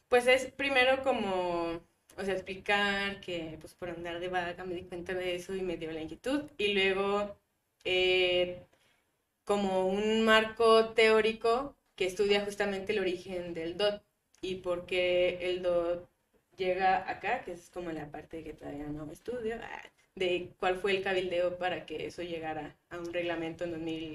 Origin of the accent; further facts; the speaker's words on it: Guadalupe, Nuevo León, Mexico; also born or lived in Monterrey; yo crecí en Guadalupe, casi en Juárez